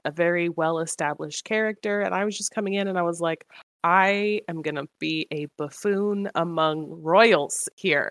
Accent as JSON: {"language": "English", "region": "Washington", "country": "United States", "moved": "yes", "lives_now": "Georgia, United States", "said": "I'm in Georgia currently, but I'm going back to Washington where we're from"}